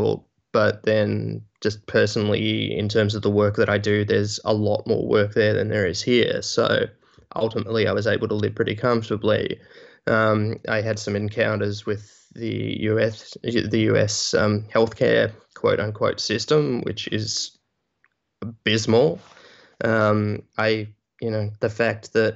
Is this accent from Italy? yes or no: no; Australia; moved away as an adult; also born or lived in United States; I am from Australia originally